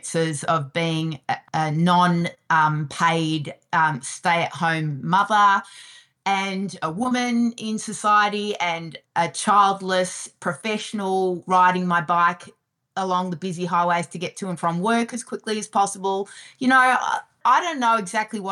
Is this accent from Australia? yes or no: yes; Melbourne, Victoria, Australia; moved away as an adult; also born or lived in Western Australia / Singapore / Santiago, Chile; now in Vancouver, Canada; I originally grew up in Melbourne, Australia, and I went to university and became a lawyer